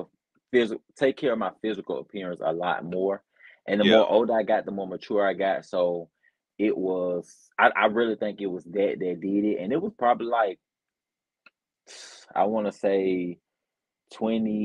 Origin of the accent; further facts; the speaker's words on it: Birmingham, Alabama, United States; I'm from Birmingham, Alabama. That's where I was born and raised, and unfortunately, I still live here